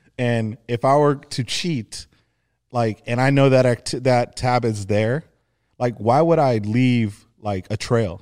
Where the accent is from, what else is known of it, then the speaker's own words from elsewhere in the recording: Los Angeles, California, United States; growing up in the San Fernando Valley, uh, specifically Arlita